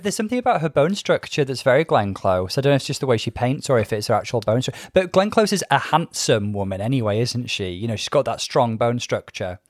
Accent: Bangor, Wales, United Kingdom; I grew up in Wales. I grew up in Bangor.

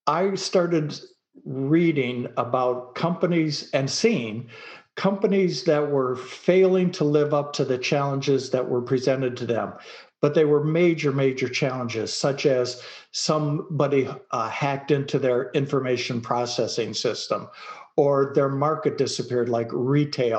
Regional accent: Detroit, Michigan, United States; also born or lived in Dallas, Texas; now in rural Texas, United States; I grew up in Detroit, Michigan

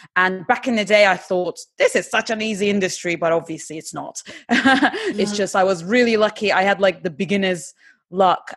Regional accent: Istanbul, Turkey; English is a second language; moved away as an adult; also born or lived in England; now in United Kingdom; I'm originally born and bred in Istanbul, and about 12 years ago, I came to England to study.

